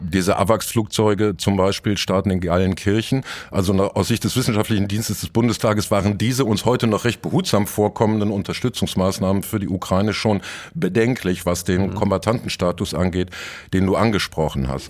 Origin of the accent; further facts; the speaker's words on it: Dortmund, North Rhine-Westphalia, Germany; Es gibt auch ein Dortmunder Oktoberfest, zu, zur Schande meiner Stadt